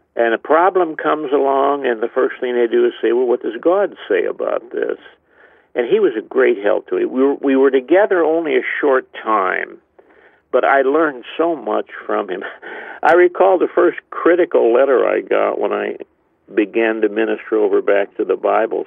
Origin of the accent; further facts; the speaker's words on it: East Chicago, Indiana, United States; I was saved in 1945 at a uh, Youth for Christ rally in my hometown, not far from where you are right now, East Chicago, Indiana